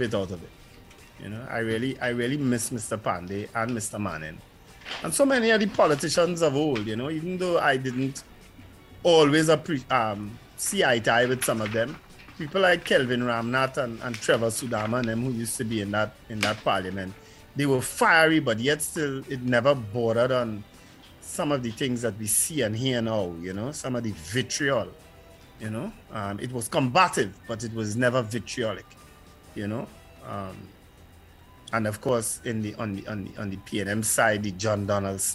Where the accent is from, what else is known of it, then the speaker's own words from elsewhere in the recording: Port of Spain, Trinidad & Tobago; the very first politician I met growing up in St. James